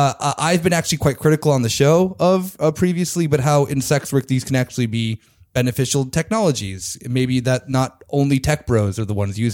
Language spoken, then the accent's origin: English; United States; now in Germany; as me being an American